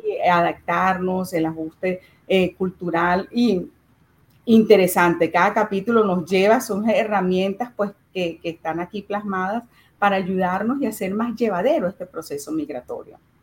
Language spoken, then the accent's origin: Spanish; Venezuela; moved away; nosotros desde Venezuela